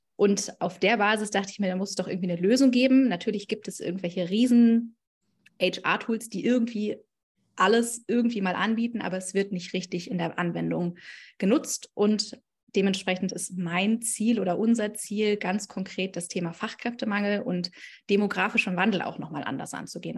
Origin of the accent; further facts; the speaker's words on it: Berlin, Germany; komme ich aus Berlin